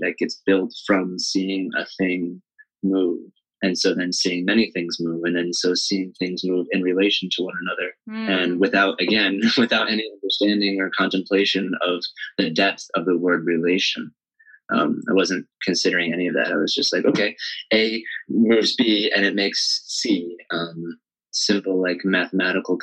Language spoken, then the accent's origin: English; Carleton, Michigan, United States; I started taking lessons at my hometown studio in Carleton, Michigan, where I'm teaching now